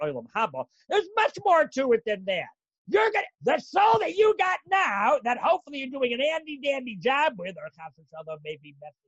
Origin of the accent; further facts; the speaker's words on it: Canada; I'm Canadian